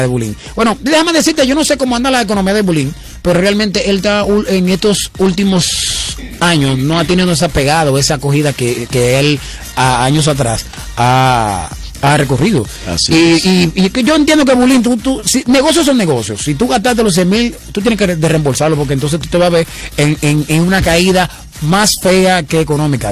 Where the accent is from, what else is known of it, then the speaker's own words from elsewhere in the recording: La Romana, Dominican Republic; yo soy de Romana